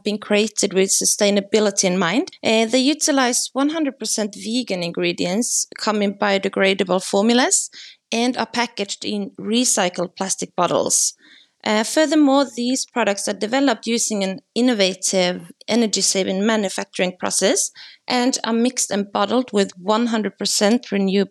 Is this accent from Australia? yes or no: no; Norway; I'm from Norway